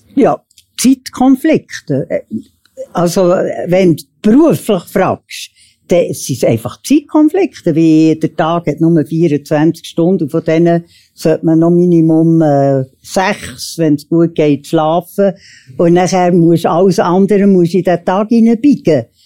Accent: Switzerland; born or raised there

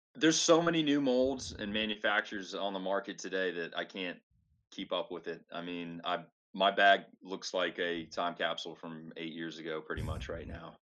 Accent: North Carolina, United States; I grew up playing in North Carolina on heavily wooded courses

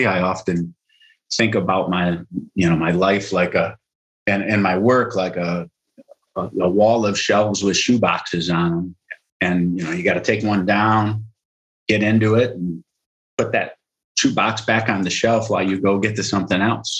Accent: Rockford, Illinois, United States; also born or lived in Cleveland; I was born and raised in Rockford, Illinois

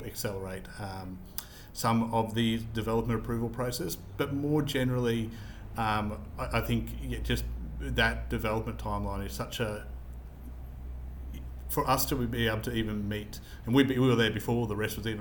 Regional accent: Queensland, Australia; I'm a Queenslander

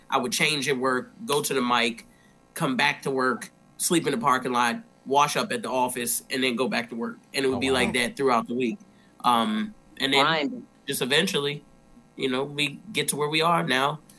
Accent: Baltimore, Maryland, United States; I'm from Baltimore. Unfortunately, so I started in Baltimore.

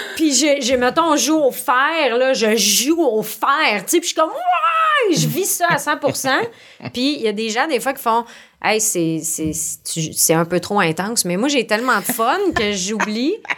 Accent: Montreal, Quebec, Canada; accent: accent de pauvre; j'appelle mon accent de pauvre, là, c'est que je viens du sud-ouest de Montréal

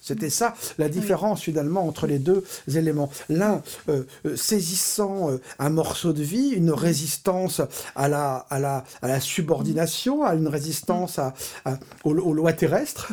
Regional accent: Paris, Île-de-France, France; Je suis né à Paris et je vis depuis toujours à Paris.

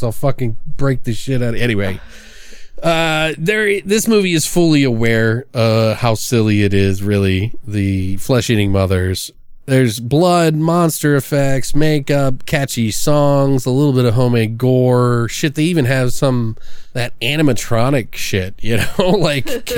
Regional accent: Maryland, United States; I come from the East Coast in Maryland and had family up north, so I knew the lingo

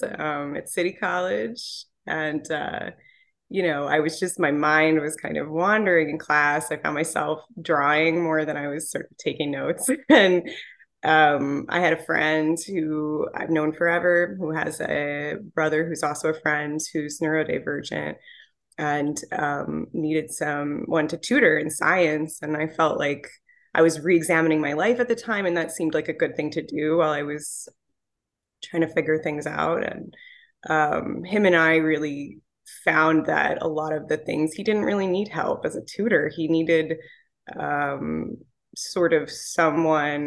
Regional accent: New York, United States; I'm from New York

